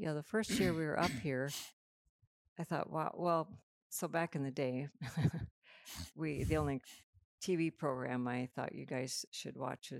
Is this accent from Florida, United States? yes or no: no; Minnesota, United States; moved away; we grew up in Minnesota on the prairie